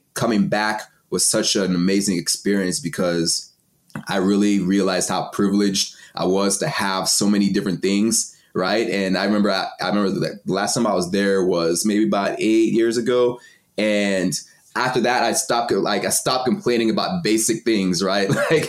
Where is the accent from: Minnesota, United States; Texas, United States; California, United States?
Texas, United States; also born or lived in Cameroon; So I was born in Texas, but my dad's side is from Nigeria and my mom's side is from Cameroon. So when they had me, they're still in school. And so they sent me back home to Cameroon. My aunt raised me for 5 years. And then I came back to Texas